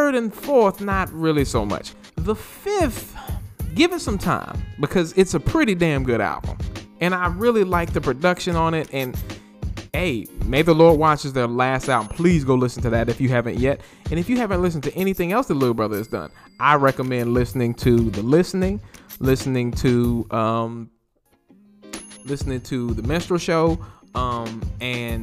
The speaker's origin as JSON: {"language": "English", "town": "Greensboro", "region": "North Carolina", "country": "United States", "tie": "born or raised there", "also_born_or_lived": "Winston-Salem, North Carolina", "said": "my hometown of Greensboro, North Carolina"}